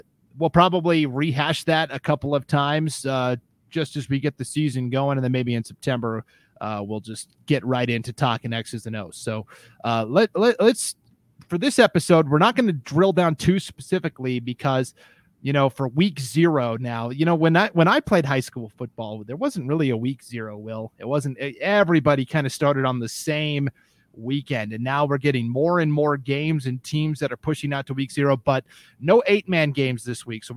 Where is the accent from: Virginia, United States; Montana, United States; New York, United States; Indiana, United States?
Montana, United States; moved away; I grew up in Montana originally